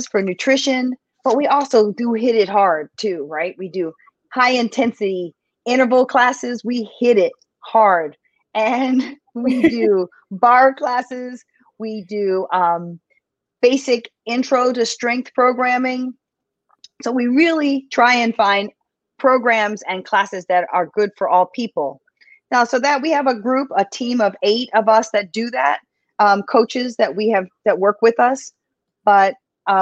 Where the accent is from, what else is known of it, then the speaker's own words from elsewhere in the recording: Philadelphia, Pennsylvania, United States; now in New York City, United States; I was actually born in Philadelphia, but I am currently, and I'd have to say, since I've lived here over 30 years, I'm from New York City